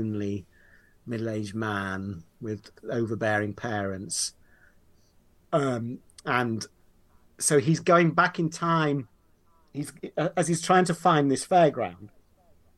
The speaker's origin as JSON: {"language": "English", "town": "Leeds", "region": "Yorkshire and the Humber", "country": "United Kingdom", "tie": "born or raised there", "said": "I grew up in Yorkshire, in Leeds"}